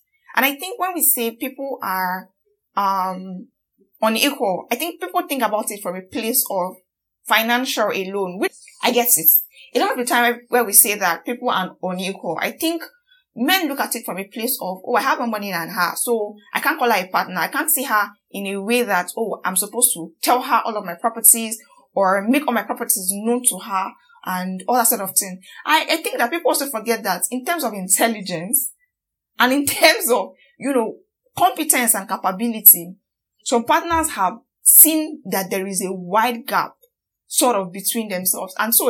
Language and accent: English; Nigeria; as much as I am as angry as every Nigerian out there